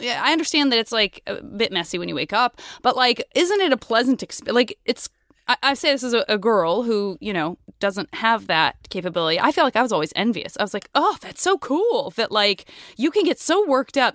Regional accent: Tucson, Arizona, United States; I'm from Tucson

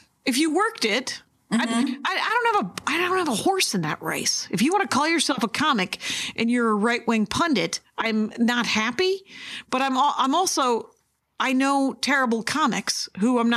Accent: United States; I was raised in Lake Michigan

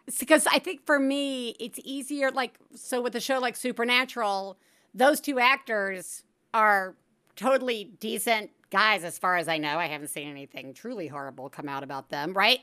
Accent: Alabama, United States; I am from Alabama, we get Hulu Live

